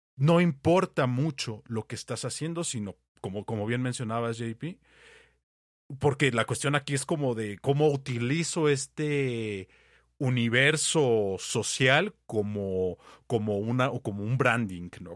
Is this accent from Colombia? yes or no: no; Mexico